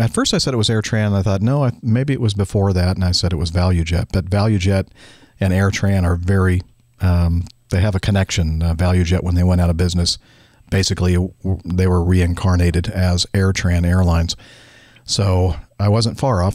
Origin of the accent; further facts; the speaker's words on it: Southern California, United States; I grew up in Southern California, but I lived a few years up in Northern California